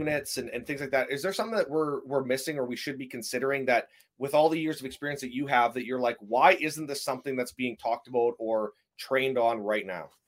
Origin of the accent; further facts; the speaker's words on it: Canada; I'm a Canadian